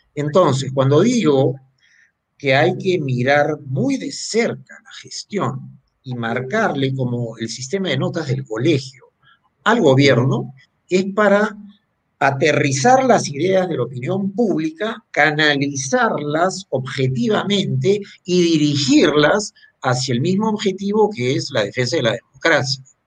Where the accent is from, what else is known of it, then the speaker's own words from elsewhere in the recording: Peru; somos los peruanos